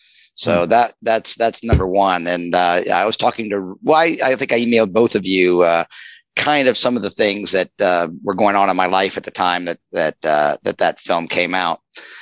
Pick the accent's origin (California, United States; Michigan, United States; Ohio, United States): Ohio, United States; Cincinnati; accent: Cincinnati; I'm famous for my Cincinnati accent.